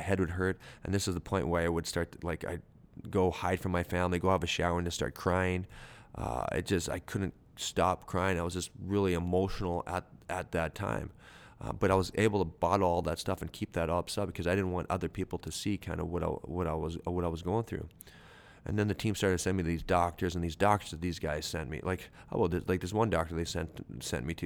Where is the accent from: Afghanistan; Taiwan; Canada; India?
Canada; I'm a Canadian dude who, um, who has a high school education